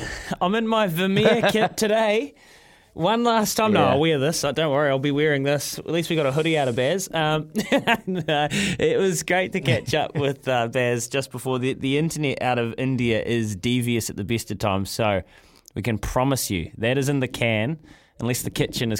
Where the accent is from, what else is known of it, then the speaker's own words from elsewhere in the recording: New Zealand; As a New Zealander, as a New Zealand sports fan